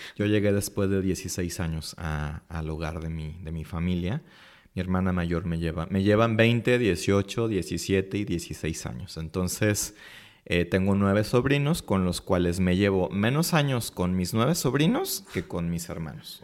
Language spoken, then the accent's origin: Spanish; Guadalajara, Jalisco, Mexico; soy de aquí de Guadalajara, Jalisco.